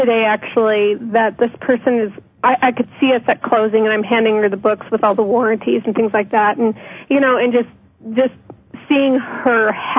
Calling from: Colorado, United States

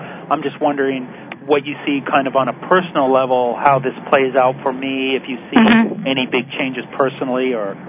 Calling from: South Florida, United States; I'm calling from South Florida.

